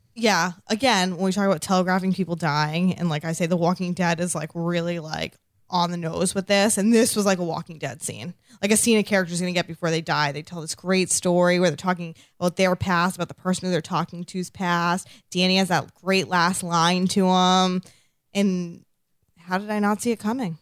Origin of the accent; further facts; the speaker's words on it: Massachusetts, United States; accent: non-rhotic; I'm from Massachusetts